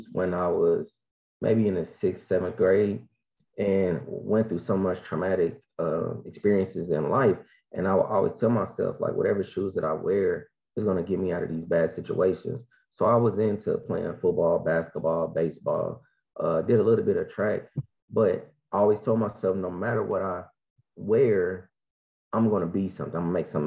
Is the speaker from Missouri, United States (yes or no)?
yes; Kansas City, Missouri, United States; I am from Kansas City, Missouri, Show Me State.